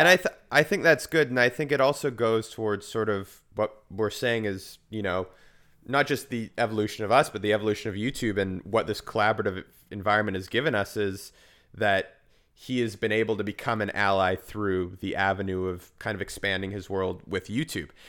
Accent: Vancouver, British Columbia, Canada; growing up in Vancouver, whereas we have a very big pride, there's a huge queer community here

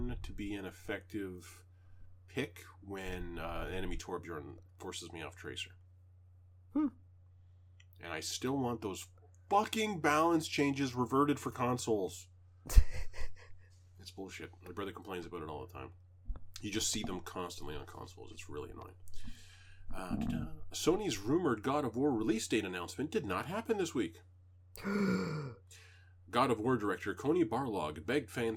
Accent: Canada; I'm Canadian

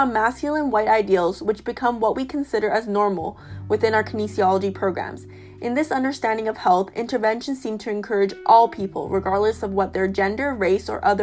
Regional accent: Northwest Territories, Canada; now in Toronto, Canada; born and raised in the Northwest Territories

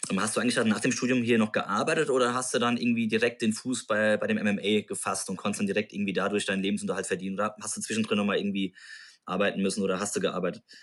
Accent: Mainz, Rhineland-Palatinate, Germany; Ich meine, wir kommen auch aus Rheinland-Pfalz, wir kommen aus Mainz.

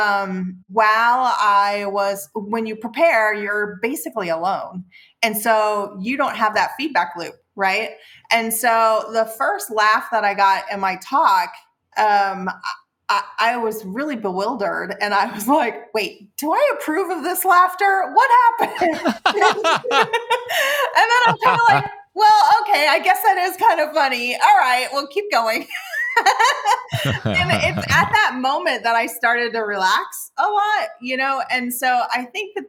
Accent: Midwest, United States; also born or lived in Seattle; now in Baja California, Mexico; I'm from the Midwest. My dad's a former salesman.

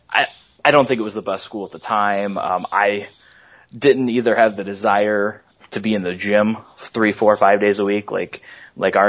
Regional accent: Lamoille, Illinois, United States; I grew up in Lamoille

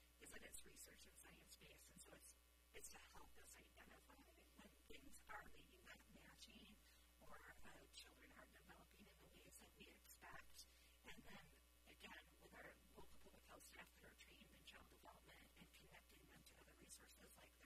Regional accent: Minnesota, United States; I said, Minnesota

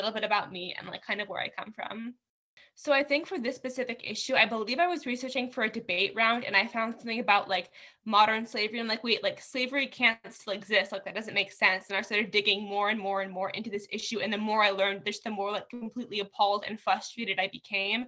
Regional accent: New Jersey, United States; now in California, United States; I was born in New Jersey. I lived there for a while.

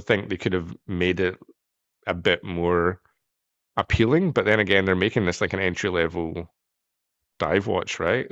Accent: United Kingdom; I come from Britain. We're the land of bad, bad teeth

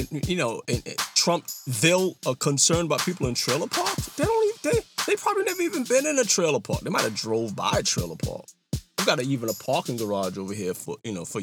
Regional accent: New York City, New York, United States; I've lived in the suburbs. I grew up in Brooklyn.

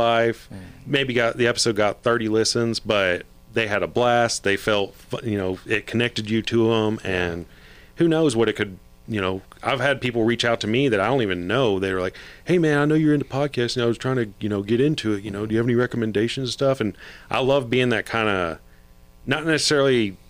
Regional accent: Fort Worth, Texas, United States; also born or lived in San Antonio; I grew up in Fort Worth.

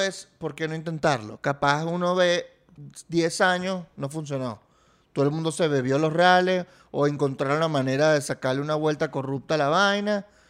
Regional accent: Venezuela; los venezolanos somos dueños del petróleo

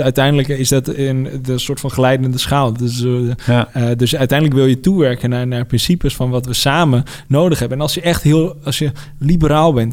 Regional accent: Netherlands; ik ben in Nederland geboren.

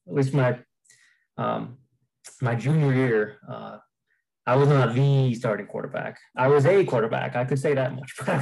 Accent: Fort Collins, Colorado, United States; I grew up Fort Collins, Colorado, born and raised

